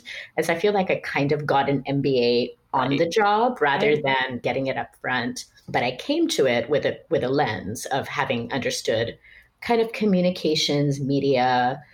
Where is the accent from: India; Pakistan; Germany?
Pakistan; moved away as an adult; also born or lived in United States; I didn't end up staying in Pakistan for too many years longer